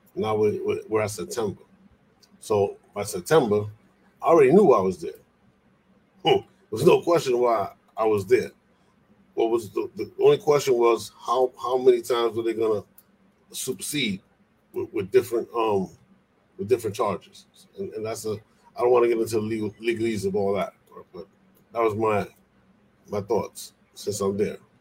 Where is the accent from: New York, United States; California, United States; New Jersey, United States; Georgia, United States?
New York, United States; New York City; also born or lived in Puerto Rico; I'm originally from the Bronx